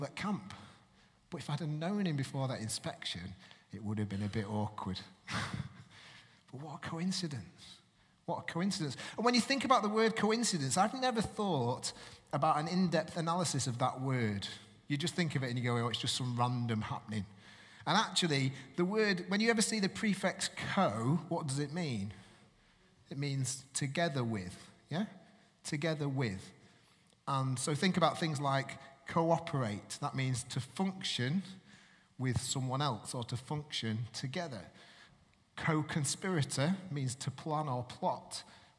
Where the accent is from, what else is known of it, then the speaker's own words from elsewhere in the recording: Manchester, North West England, United Kingdom; moved away; I'm originally from Manchester, and my parents are from Manchester